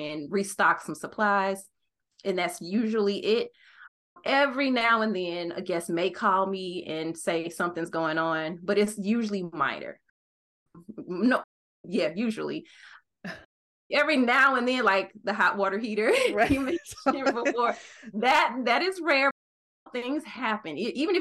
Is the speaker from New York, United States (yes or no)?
no; St. Louis, Missouri, United States; moved away; also born or lived in Arizona; I decided to move back to my hometown of St. Louis, Missouri